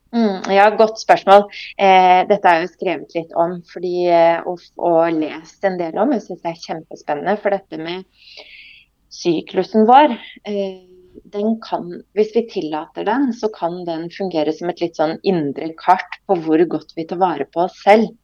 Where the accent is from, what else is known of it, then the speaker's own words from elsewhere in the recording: Skien, Telemark, Norway; jeg kommer opprinnelig fra Skien. Eh, født og oppvokst der.